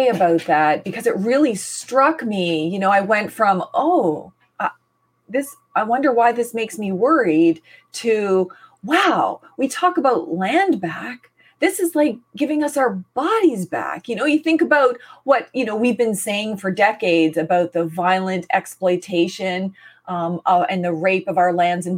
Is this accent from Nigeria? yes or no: no; Canada; I'm from the Mi'kmaq nation